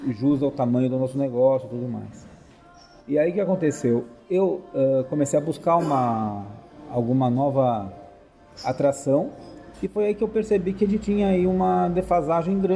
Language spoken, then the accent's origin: Portuguese; São Paulo, Brazil; Eu nasci em São Paulo, na capital, em 1969, né? Faz um tempinho aí. Uh, enfim, é... e de lá nunca mais saí, né? Sempre morei lá em São Paulo.